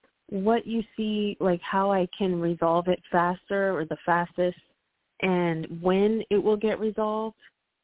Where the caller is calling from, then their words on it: Puerto Rico; I'm calling from Puerto Rico.